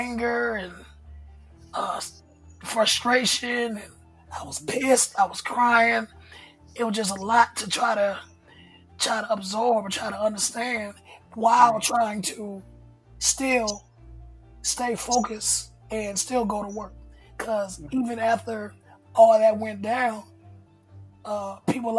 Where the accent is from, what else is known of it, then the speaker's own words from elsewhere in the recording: Hinesville, Georgia, United States; moved away as an adult; also born or lived in Valdosta, Georgia; now in Atlanta, United States; I grew up in South Georgia. Basically, Hinesville, Georgia